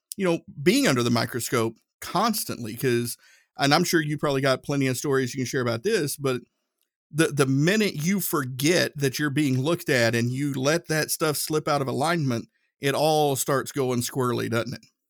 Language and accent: English; Tennessee, United States; I'm from Tennessee. We pronounce stuff different out, uh, out that way